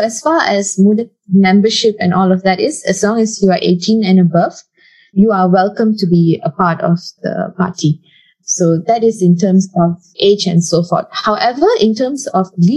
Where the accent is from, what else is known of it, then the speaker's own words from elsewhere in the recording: Taiping, Perak, Malaysia; moved away; I go back home to my hometown, which is in Taiping, Perak